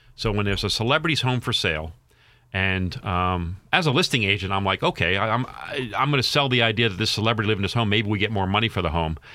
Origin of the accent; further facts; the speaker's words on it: Baltimore, Maryland, United States; I'm from Baltimore.